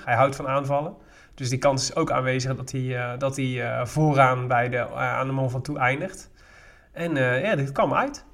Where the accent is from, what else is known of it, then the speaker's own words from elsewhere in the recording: Made, North Brabant, Netherlands; also born or lived in Breda; Wel mijn opgroeiplaats